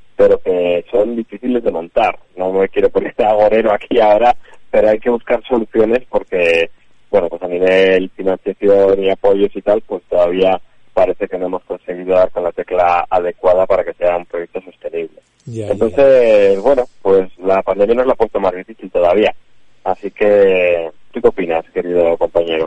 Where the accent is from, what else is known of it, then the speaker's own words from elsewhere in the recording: Santander, Cantabria, Spain; yo soy de Santander